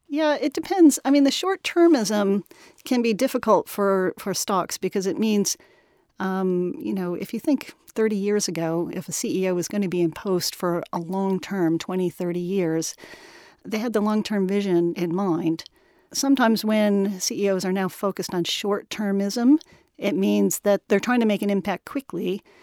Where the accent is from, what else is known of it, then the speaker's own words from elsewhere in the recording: United States; moved away as an adult; also born or lived in Washington, D.C.; now in London, United Kingdom; I'm an American